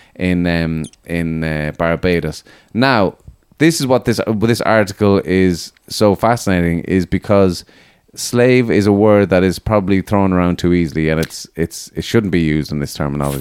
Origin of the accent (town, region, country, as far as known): Ireland